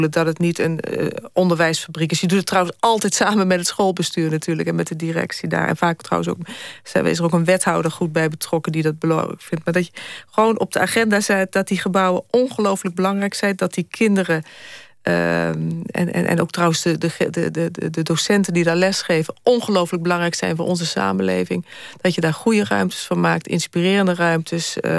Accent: Netherlands; ik vind, ben er heel trots op dat wij toch als Nederlanders cultuur hebben dat we iedereen bij elkaar houden

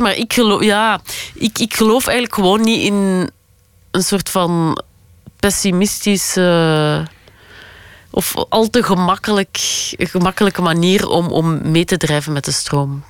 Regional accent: Flanders, Belgium; als Vlamingen

